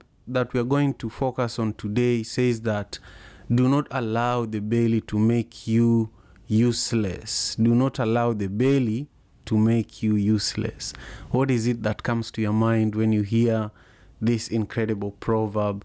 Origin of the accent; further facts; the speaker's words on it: Kenya; now in Seattle, United States; I am from Kenya originally